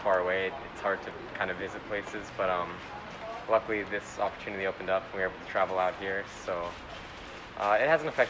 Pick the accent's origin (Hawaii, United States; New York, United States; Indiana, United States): Hawaii, United States; we come from Hawaii